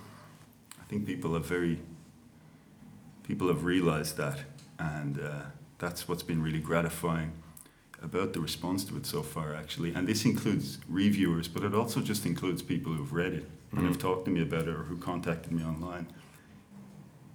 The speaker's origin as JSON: {"language": "English", "town": "Dublin", "region": "Leinster", "country": "Ireland", "tie": "born or raised there", "said": "I grew up in Crumlin. I was born in the Coombe. I grew up in Crumlin. That's you know, suburb of South Dublin"}